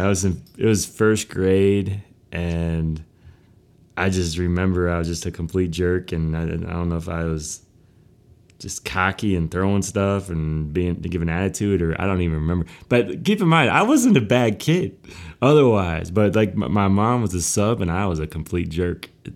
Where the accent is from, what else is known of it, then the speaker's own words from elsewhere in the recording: Ripon, Wisconsin, United States; born there; I was born in Ripon, Wisconsin. Small town, 7,000 people in Wisconsin.